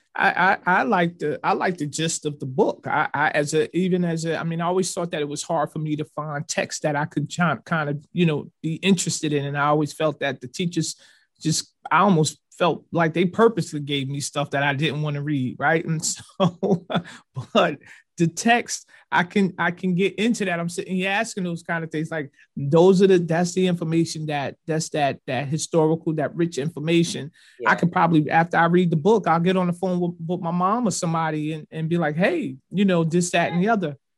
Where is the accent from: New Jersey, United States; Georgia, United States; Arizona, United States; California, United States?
New Jersey, United States; Newark; also born or lived in Irvington, New Jersey; I grew up in Newark and part of Irvington